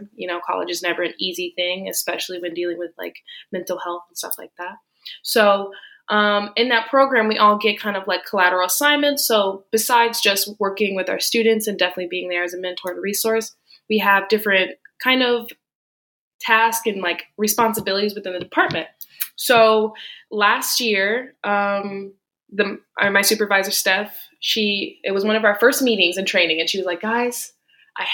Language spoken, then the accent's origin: English; Tampa, Florida, United States; moved away as an adult; now in Miami, United States; I am originally from Tampa, Florida